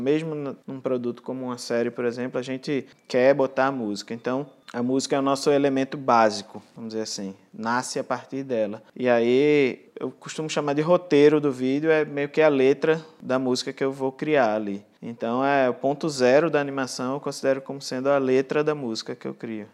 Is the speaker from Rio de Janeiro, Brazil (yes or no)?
yes; Angra dos Reis, Rio de Janeiro, Brazil; Nasci em Angra dos Reis